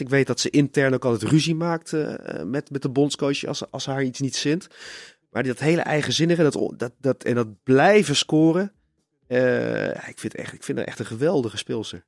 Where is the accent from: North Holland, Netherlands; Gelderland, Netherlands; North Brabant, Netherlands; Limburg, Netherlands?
North Brabant, Netherlands; Tilburg; ik kom uit Tilburg